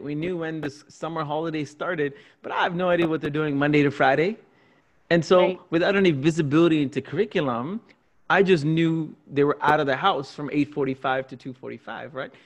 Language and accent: English; Singapore; now in Canada; I grew up in Singapore